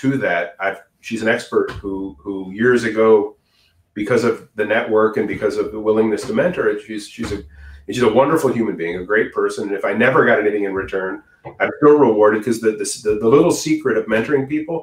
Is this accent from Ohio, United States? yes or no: yes; outside of Cleveland, Ohio, United States; I grew up in outside of Cleveland